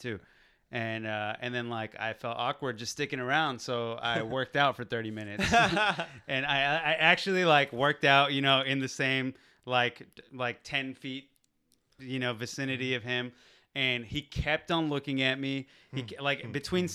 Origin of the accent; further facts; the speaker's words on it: Texas, United States; moved away as an adult; now in Los Angeles, United States; from Texas